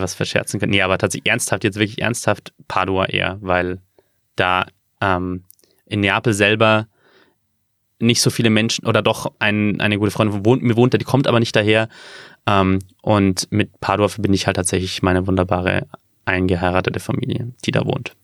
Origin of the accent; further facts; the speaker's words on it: Bavaria, Germany; wenn man in, in Bayern aufgewachsen ist wie ich